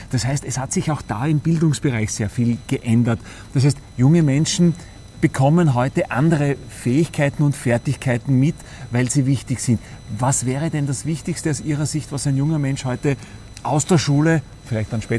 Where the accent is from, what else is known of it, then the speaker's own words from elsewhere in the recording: Austria; wir werden in Österreich äh, oder wir werden als Österreicher, als Forschende und Wissenschaftler wahrgenommen